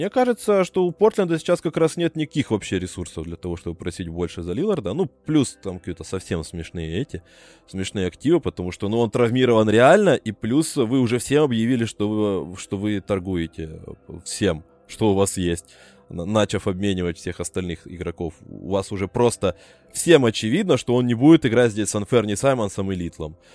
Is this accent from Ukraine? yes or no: yes; Brovary, Kyiv Oblast, Ukraine; я обычный броварчанин, украинец.